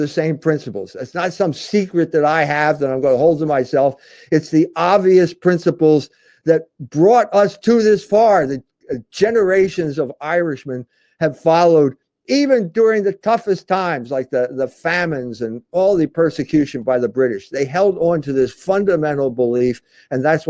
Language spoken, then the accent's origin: English; Philadelphia, Pennsylvania, United States; growing up in Philadelphia